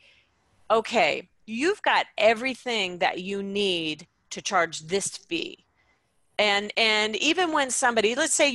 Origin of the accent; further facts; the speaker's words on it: Canada; also born or lived in Vancouver, Canada / Dallas, United States; I was the business manager for a leadership expert here in my hometown